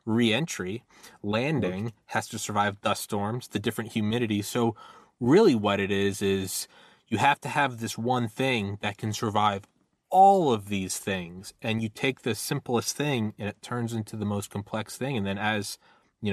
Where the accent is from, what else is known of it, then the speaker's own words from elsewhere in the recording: New England, United States; moved away; also born or lived in Georgia; I was born in New England